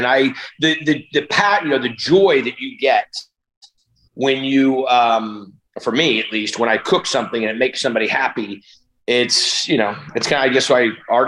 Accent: Northern California, United States; I grew up in Northern California

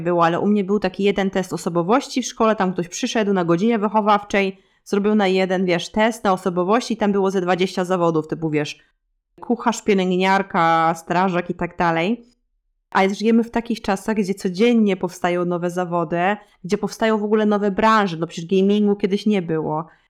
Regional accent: Lublin Voivodeship, Poland; moved away as an adult; now in Switzerland; ja pochodzę z Lubelskiego, e, też z małej miejscowości

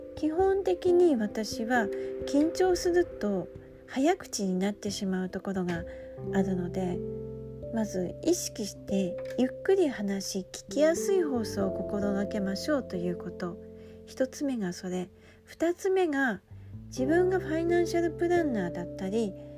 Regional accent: Aomori, Japan; moved away; 私は出身が青森なので方言が喋れるので

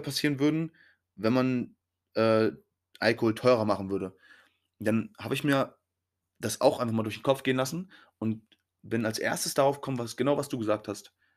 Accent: Germany; wir Deutschen

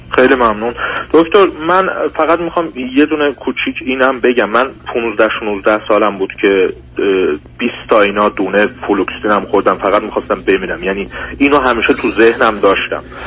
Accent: Iran; moved away as an adult; also born or lived in Turkey; now in Germany; 5 سال تو آلمان زندگی میکنم و 19 ساله بودم که از ایران اومدم بیرون

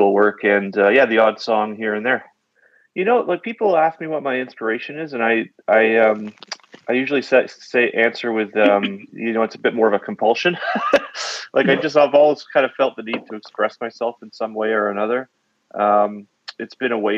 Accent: Calgary, Alberta, Canada; I'm from Calgary, Alberta. That's in Canada for those who don't know.

